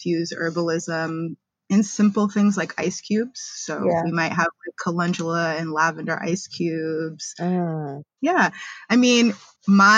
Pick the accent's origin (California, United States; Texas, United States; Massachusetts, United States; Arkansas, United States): Massachusetts, United States; Boston; moved away as an adult; now in New York, United States; I'm originally from Boston, Massachusetts. That's where I was born